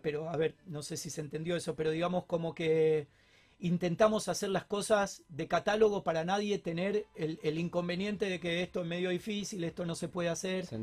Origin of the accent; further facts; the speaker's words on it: Argentina; en Argentina estamos acostumbrados a los momentos críticos